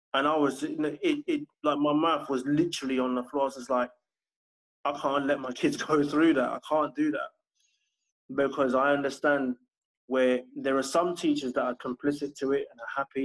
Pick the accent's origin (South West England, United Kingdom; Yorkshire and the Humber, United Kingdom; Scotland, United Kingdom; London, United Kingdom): London, United Kingdom; I grew up in in Battersea in Southwest London